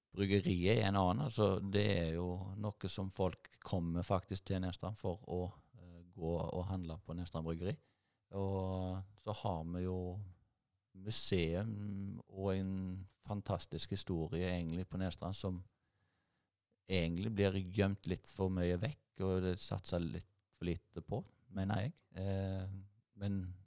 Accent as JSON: {"language": "Norwegian", "town": "Nedstrand", "region": "Rogaland", "country": "Norway", "tie": "born or raised there", "said": "Jeg er oppvokst, jeg eh, kom til Nedstrand da jeg var seks år gammel, til en, eh, en gard oppe på Mørland"}